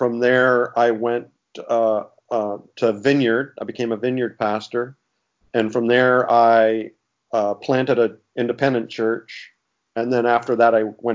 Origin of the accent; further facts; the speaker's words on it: Canada; also born or lived in Toronto area / Springfield, Missouri; I'm from Canada, so I live in Canada. And I was in the Toronto area.